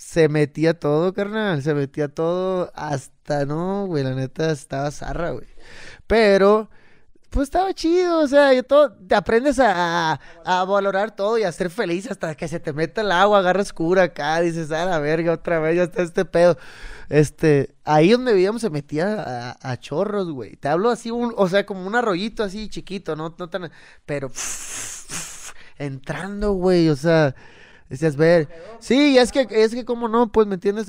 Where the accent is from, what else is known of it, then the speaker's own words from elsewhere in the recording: Cabo San Lucas, Baja California Sur, Mexico; yo soy de Cabo San Lucas.